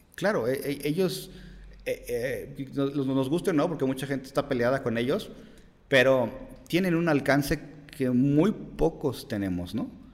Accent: Mexico; nos da miedo como mexicanos

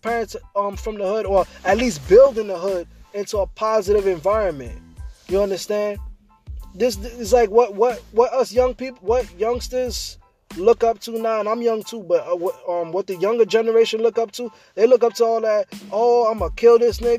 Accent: New York City, New York, United States; growing up in Brooklyn, you know, especially on Flatbush

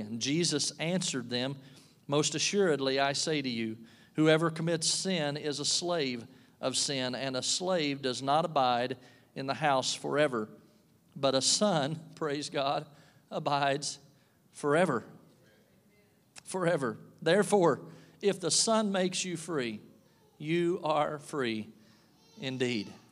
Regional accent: Kentucky, United States; moved away as an adult; now in Pittsfield, United States; I'm from Kentucky

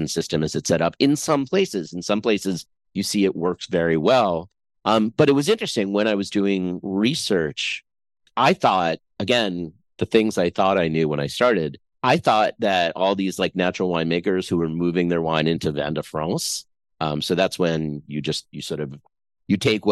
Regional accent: New York, United States; I grew up in New York

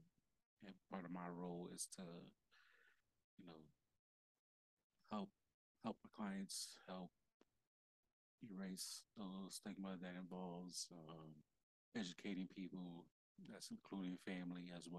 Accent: New York, United States; moved away; also born or lived in Delaware; I'm from New York

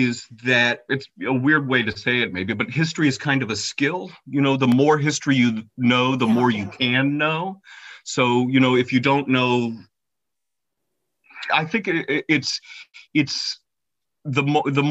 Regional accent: Cincinnati, Ohio, United States; moved away as an adult; also born or lived in Detroit, Michigan; now in Ypsilanti, United States; I was born and raised in Cincinnati, Ohio

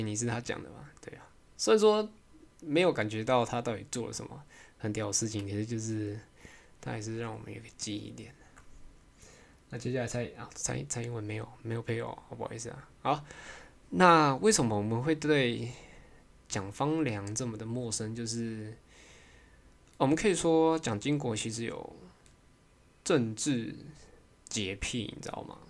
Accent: Taiwan

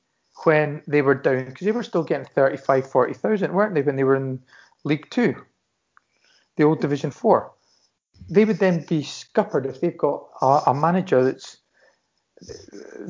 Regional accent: Scotland, United Kingdom; speaking as a Scotsman

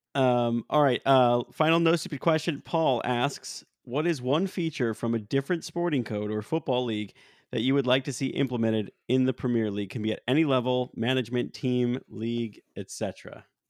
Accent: United States; as an American

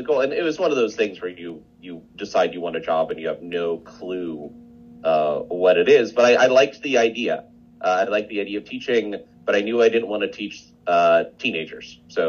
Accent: Midwest, United States; also born or lived in Indiana / Kansas / Nebraska / Wisconsin; I'm from all over the Midwest, Indiana, Kansas, Indiana, Nebraska, Wisconsin, Missouri for my PhD. So kind of all that with a bit of Colorado in before moving down here.

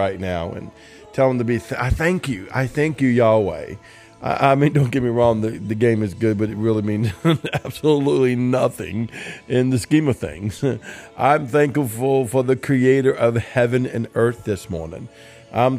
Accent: New Orleans, Louisiana, United States; I'm from the New Orleans area

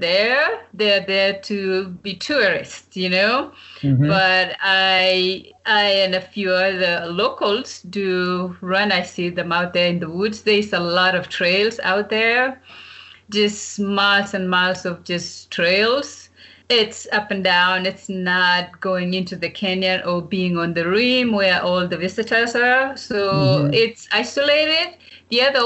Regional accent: Kapsabet, Nandi County, Kenya; moved away as an adult; also born or lived in Arkansas, United States / Georgia, United States; growing up in Kapsabet

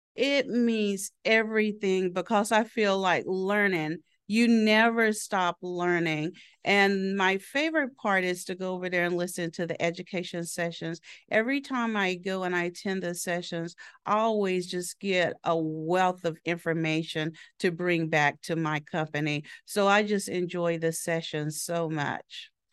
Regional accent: Southeastern Oklahoma, United States; moved away as an adult; also born or lived in Florida; I was born and raised in Oklahoma, a small town in Tallahassee, Southeastern Oklahoma

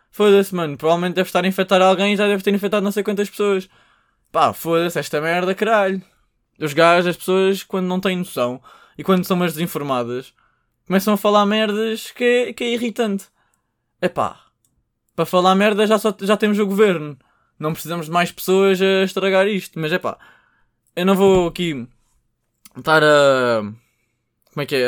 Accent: Portugal

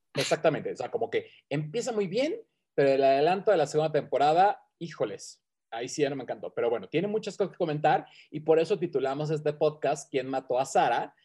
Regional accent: Mexico; aquí en mi pueblo Tierra Caliente

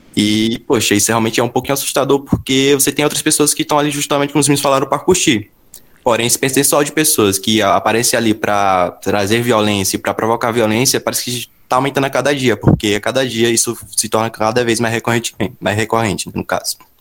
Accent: Bahia, Brazil; lá na minha região, a Bahia

